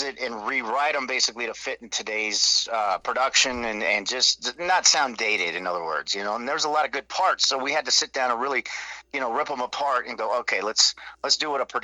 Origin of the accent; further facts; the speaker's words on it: Nixa, Missouri, United States; moved away; I'm from Springfield originally, actually Nixa.